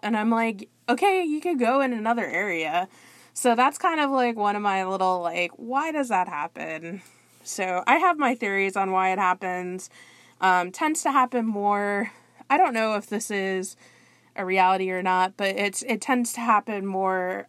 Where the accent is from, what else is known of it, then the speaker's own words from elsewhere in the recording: South Florida, United States; I'm from the South Florida area